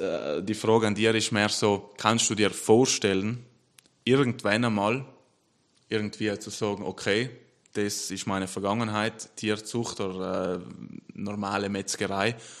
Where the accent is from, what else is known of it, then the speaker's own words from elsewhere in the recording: South Tyrol, Trentino-Alto Adige, Italy; ich bin stolz, Südtiroler zu sein